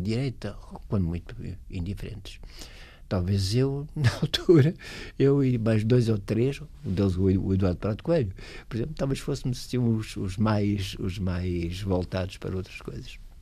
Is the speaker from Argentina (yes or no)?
no; Portugal; moved away as an adult; also born or lived in Sweden; na minha terra